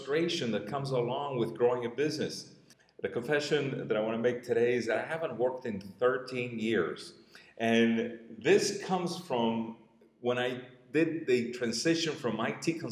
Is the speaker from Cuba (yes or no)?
yes; Cuba; accent: Cuban; moved away; also born or lived in Miami; from my accent, you can tell I'm Cuban. I was born in Cuba